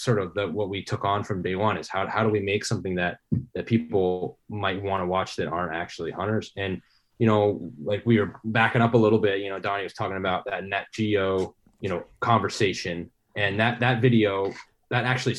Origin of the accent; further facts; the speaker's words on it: Maine, United States; I grew up here in Maine.